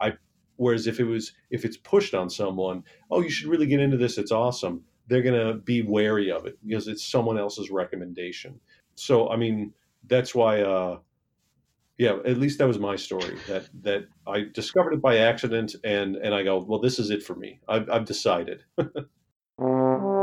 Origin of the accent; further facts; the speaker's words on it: Michigan, United States; I'm from Michigan